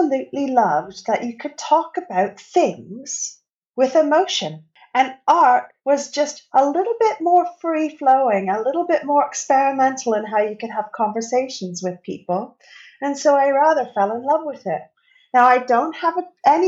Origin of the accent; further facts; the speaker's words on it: Canada; moved away as an adult; now in Bristol, United Kingdom; you can probably tell by my accent that I am not from the UK. I'm actually from Canada.